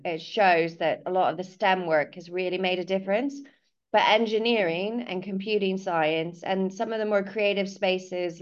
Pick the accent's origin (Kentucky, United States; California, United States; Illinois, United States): California, United States; moved away as an adult; also born or lived in London; now in Cornwall, United Kingdom; I'm originally from California. But I moved to London when I was a student and then moved to Cornwall about 13 years ago